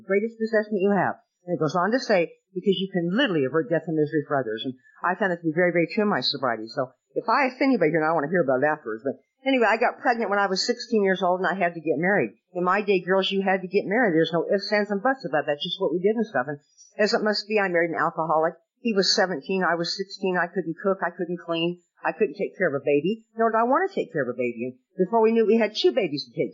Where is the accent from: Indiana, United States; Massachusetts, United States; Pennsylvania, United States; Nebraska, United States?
Nebraska, United States; now in Southern California, United States; when I was growing up in Nebraska